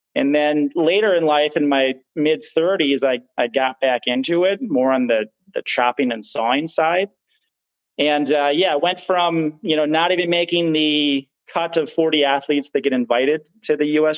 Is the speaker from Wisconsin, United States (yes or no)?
yes; Hayward, Wisconsin, United States; the area I grew up here in Hayward